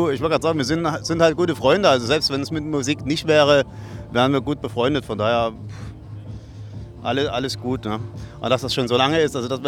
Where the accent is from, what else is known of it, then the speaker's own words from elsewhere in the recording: Radeberg, Saxony, Germany; wir kommen aus Radeberg. Das ist auch äh, richtig recherchiert von dir. Sehr, sehr gut. Und äh, ja, also Nähe von Dresden und da sind wir wirklich zu Hause